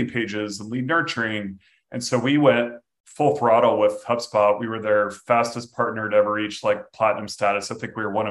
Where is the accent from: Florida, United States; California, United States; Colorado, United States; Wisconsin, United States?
Florida, United States; Jacksonville; unfortunately my hometown NFL team